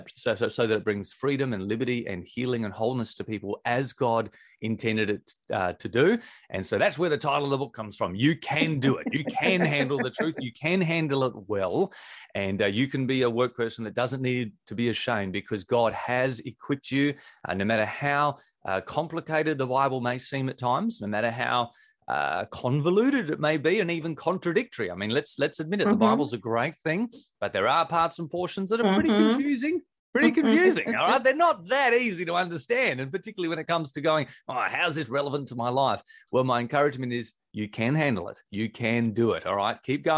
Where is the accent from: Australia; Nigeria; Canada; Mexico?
Australia; Victor Harbor, South Australia; It's sort of my hometown where I grew up, a place called Victor Harbour